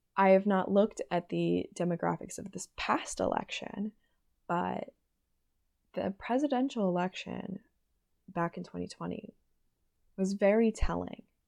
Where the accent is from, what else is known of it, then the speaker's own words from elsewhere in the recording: Pennsylvania, United States; moved away; I'm from Pennsylvania, I'm a Pennsylvanian voter